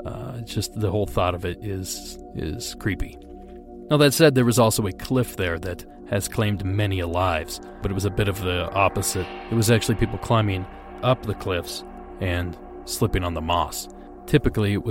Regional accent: Ohio, United States; I grew up near Salt Fork State Park, which is now infamous for Grassman or Bigfoot sightings in the state of Ohio

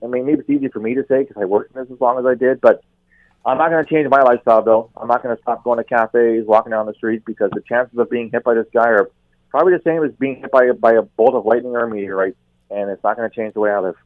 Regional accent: Canada; as a Canadian, um, very proud Canadian

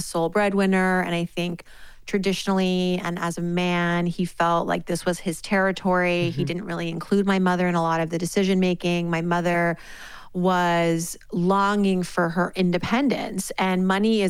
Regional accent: Worcester, Massachusetts, United States; it starts back to my early years living in Worcester, Massachusetts. I am the daughter of Iranian immigrants. My parents moved here in the late 70s. I was born in 1980 in Worcester, Massachusetts

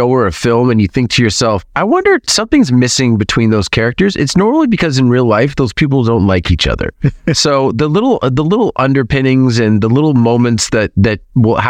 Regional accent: Toronto, Ontario, Canada; moved away as an adult; I moved away from Toronto in 2010

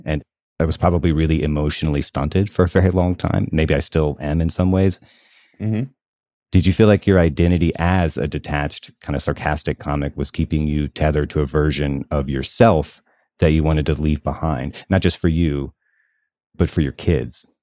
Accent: the South, United States; where I grew up in the South

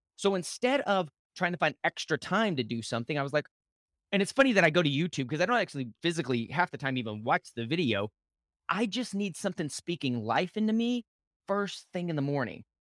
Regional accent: Lubbock, Texas, United States; I grew up in West Texas, in Lubbock, Texas

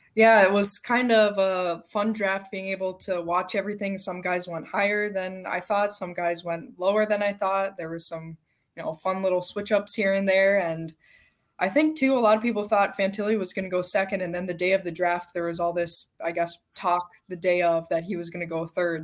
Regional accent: Minnesota, United States; I'm from Minnesota

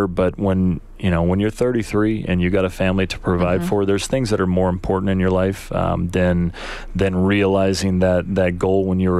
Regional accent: United States; a kid growing up in the United States that loves football

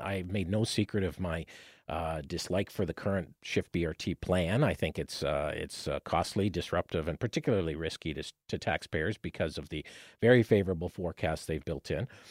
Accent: Windsor, Ontario, Canada; now in London, Canada; growing up in Windsor

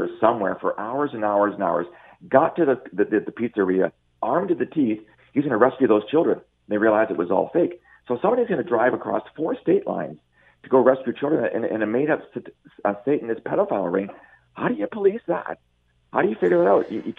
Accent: Canada; I think you have a duty as a Canadian and as a human being to involve the officials

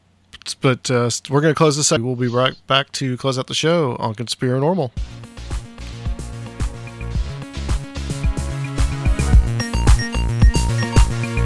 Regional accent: Chattanooga, Tennessee, United States; I'm from Chattanooga, so it's not too far away from there.

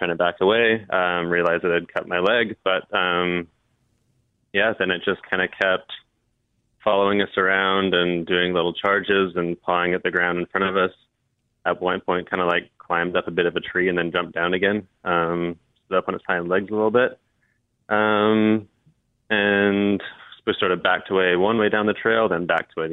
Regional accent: North Shore, British Columbia, Canada; growing up in the North Shore

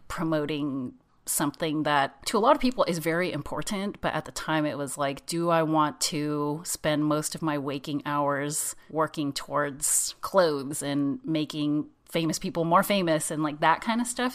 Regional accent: San Jose, California, United States; I grew up in San Jose, in California.

